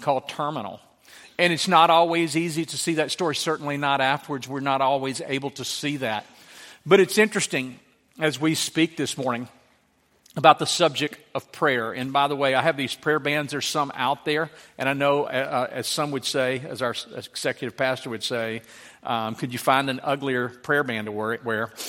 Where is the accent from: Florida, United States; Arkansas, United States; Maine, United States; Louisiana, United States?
Louisiana, United States; moved away; I grew up in Louisiana with a hundred people.